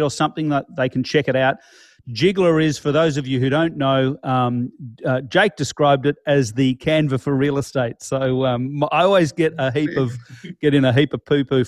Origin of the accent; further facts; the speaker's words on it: Melbourne, Victoria, Australia; We are in my hometown of Melbourne.